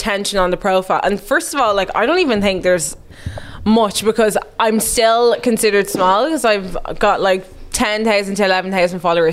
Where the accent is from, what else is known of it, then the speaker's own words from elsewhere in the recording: Dublin, Leinster, Ireland; accent: Dublin; also born or lived in Germany; I was actually born in Germany, but I moved to Ireland when I was a year old